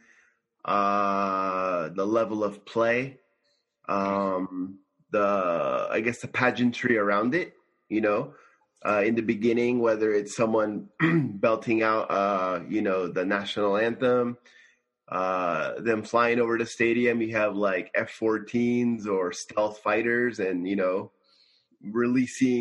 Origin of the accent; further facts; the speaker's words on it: Simi Valley, California, United States; now in Tokyo, Japan; I'm from Simi Valley, California